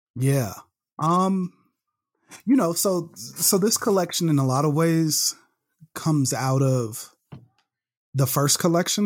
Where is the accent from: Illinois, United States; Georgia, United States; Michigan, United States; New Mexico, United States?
Illinois, United States; Chicago; moved away as an adult; I was born and raised in Chicago, uh, born up in Roseland, a Roseland Community Hospital